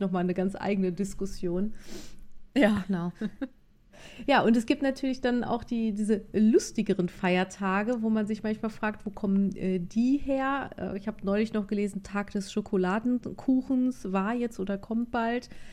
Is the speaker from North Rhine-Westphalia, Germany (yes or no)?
yes; North Rhine-Westphalia, Germany; ich komme ja auch aus NRW